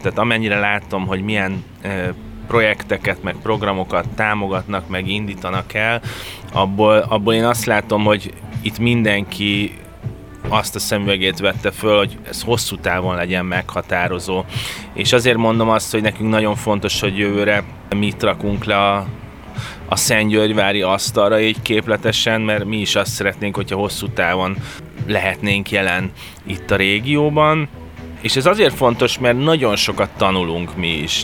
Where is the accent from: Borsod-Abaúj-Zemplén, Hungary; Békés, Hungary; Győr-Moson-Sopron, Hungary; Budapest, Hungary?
Budapest, Hungary; én Budapesten születtem